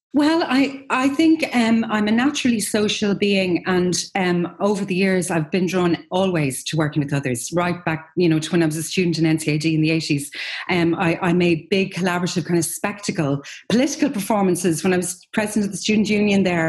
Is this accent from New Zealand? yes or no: no; Ireland; as Irish people